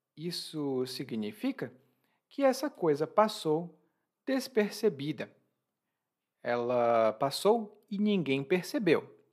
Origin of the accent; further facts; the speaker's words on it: Ceará, Brazil; eu considero meu conterrâneo uma pessoa que veio do Ceará, porque é do mesmo estado de onde eu venho